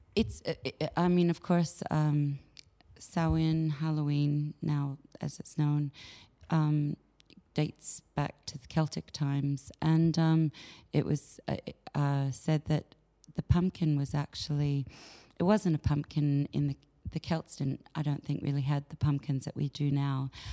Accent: Canada; moved away; also born or lived in England / United States; I was born in England, but I was uh, raised in Canada, and of course, uh, and then later years, the States

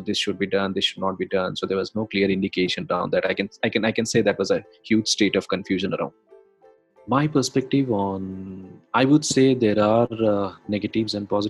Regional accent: India; I come from India

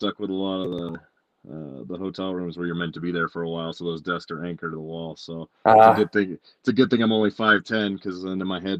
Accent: Colorado, United States; I'm from here, from Colorado. I'm like a third generation native.

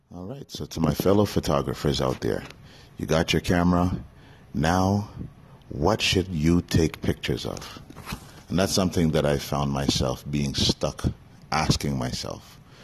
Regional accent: Canada; Me being born and raised in Canada

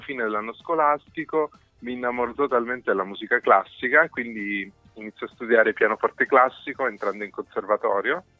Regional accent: Cosenza, Calabria, Italy; moved away; è la città in cui sono nato, cresciuto

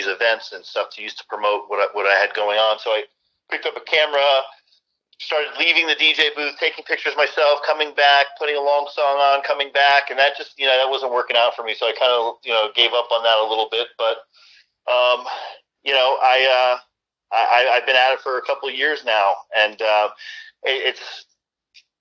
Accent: South Florida, United States; also born or lived in Long Island, New York / Fort Campbell, Kentucky / Iraq / Germany; Then I moved to South Florida, where I've pretty much been ever since

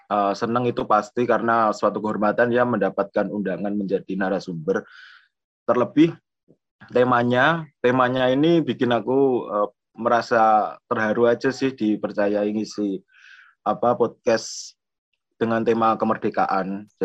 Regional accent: Madiun, East Java, Indonesia; now in Jember, Indonesia; aku asli Madiun dan kebetulan aku kuliah di Jember, aku di FISIP jurusan sosiologi.

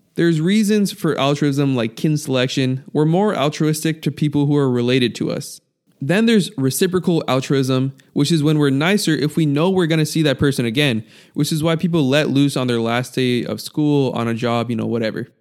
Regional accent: United States; being raised in America

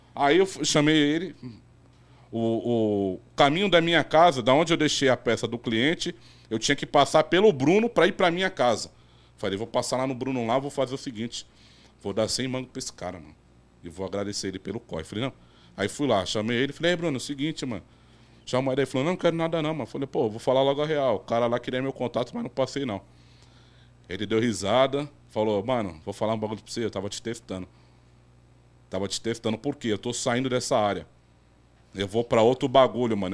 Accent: Guarujá, São Paulo, Brazil; sou do Guarujá, mas sempre trabalhei em Santos

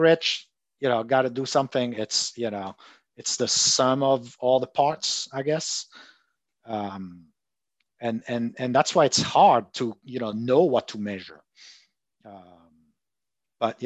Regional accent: Marseille, Provence-Alpes-Côte d'Azur, France; I'm from Marseille

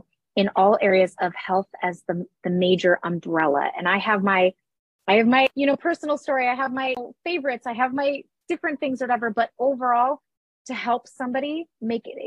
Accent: Minnesota, United States; I'm also from Minnesota, which is a northern state

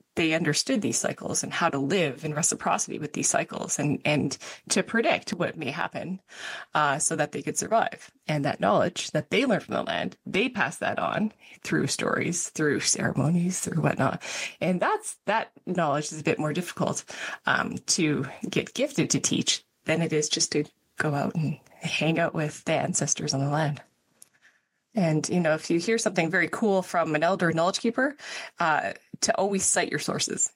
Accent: Canmore, Alberta, Canada; I grew up in Canmore

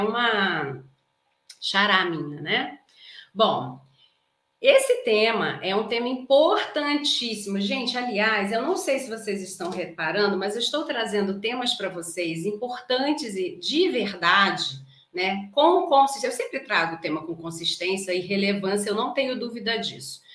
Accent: Rio de Janeiro, Brazil; accent: carioca; não é um S, é um X, porque eu sou carioca. Então eu falo Carlas

